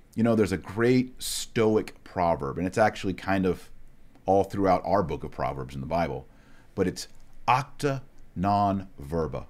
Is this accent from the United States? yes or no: yes; Texas, United States; I'm from Texas